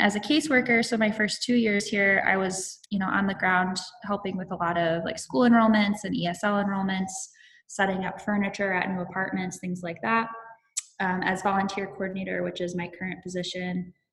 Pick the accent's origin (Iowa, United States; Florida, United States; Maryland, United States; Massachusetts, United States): Iowa, United States; moved away as an adult; now in Minnesota, United States; I am from Iowa, but I've been in Minnesota the last 4 years.